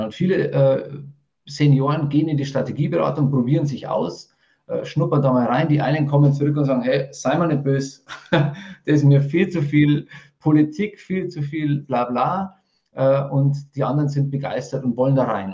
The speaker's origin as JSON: {"language": "German", "town": "Rosenheim", "region": "Bavaria", "country": "Germany", "accent": "Bavarian", "said": "Man hört es ein bisschen, ich komme aus dem Bayerischen. Ähm, das ist das Maximum an Hochdeutsch, was ich rausbringe"}